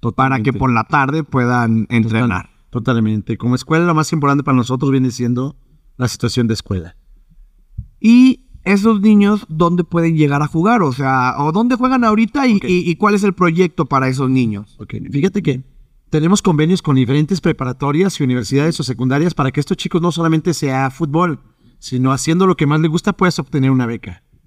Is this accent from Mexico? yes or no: yes; Mexico; como mexicanos tenemos esa parte